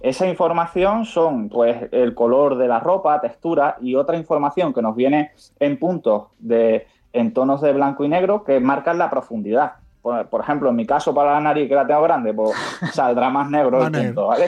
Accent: Cádiz, Andalusia, Spain; now in Madrid, Spain; nosotros aunque estamos en Madrid, somos de Cádiz

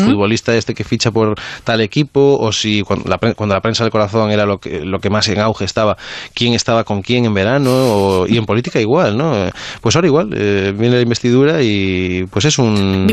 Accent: Galicia, Spain; yo que soy mm, de Galicia

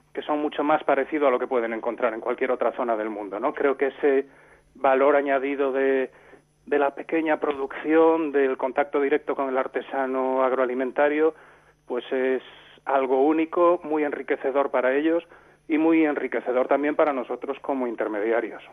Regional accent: Santiago de Compostela, Galicia, Spain; now in Rías Baixas, Spain; yo soy de Santiago de Compostela, vivo en las Rías Baixas

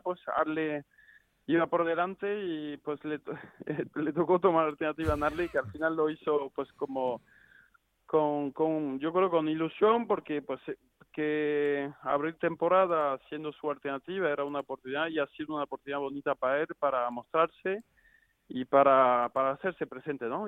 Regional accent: Arles, Provence-Alpes-Côte d'Azur, France; siendo francés

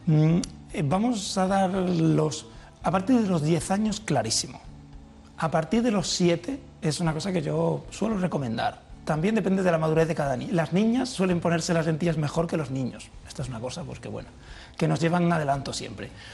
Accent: Villanueva de la Serena, Extremadura, Spain; moved away; es mi pueblo

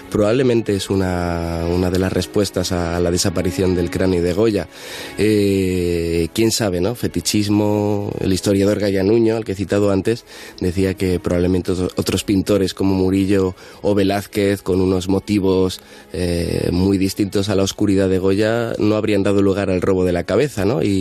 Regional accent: Madrid, Community of Madrid, Spain; Yo soy de Carabanchel

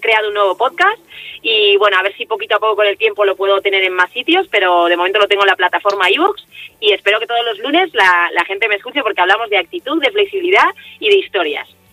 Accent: Vitoria-Gasteiz, Basque Country, Spain; moved away; hace muchos meses que no estoy por mi tierra

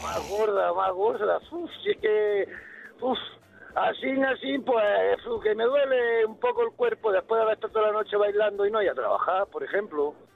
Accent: Roquetas de Mar, Andalusia, Spain; moved away; en mi tierra, ahí en mi tierra, en Roqueta de Mar, Almería

